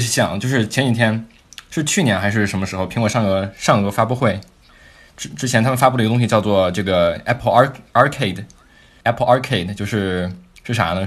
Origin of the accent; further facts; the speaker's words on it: China; moved away as an adult; now in United States; 在咱们这个中国九年义务教育熏陶下